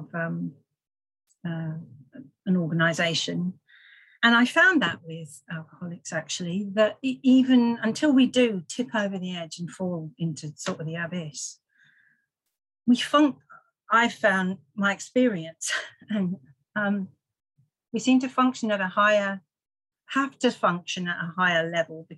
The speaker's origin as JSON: {"language": "English", "town": "Farnborough", "region": "South East England", "country": "United Kingdom", "tie": "born or raised there", "said": "I was born and raised in Farnborough, started drinking quite young"}